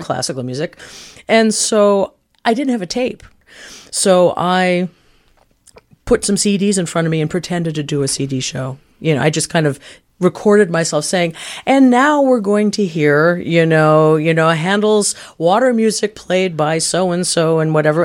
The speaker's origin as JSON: {"language": "English", "town": "Canaan", "region": "New Hampshire", "country": "United States", "tie": "born or raised there", "said": "I grew up in a little town called Canaan, New Hampshire."}